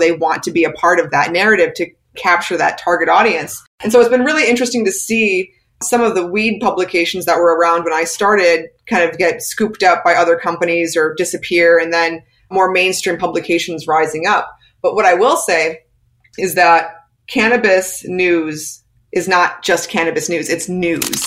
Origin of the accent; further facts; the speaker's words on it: United States; I'm an American